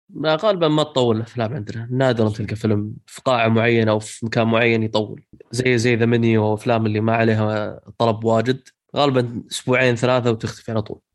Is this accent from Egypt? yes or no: no; Saudi Arabia; عندنا في السعودية